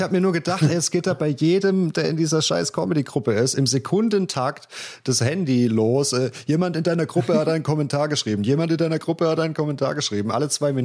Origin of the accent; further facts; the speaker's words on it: Östringen, Baden-Württemberg, Germany; accent: South German dialect; in Östringen, in Estringe